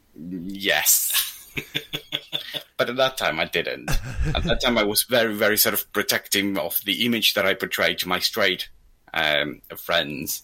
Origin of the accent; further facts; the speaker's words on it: Argentina; moved away; I'm Argentinian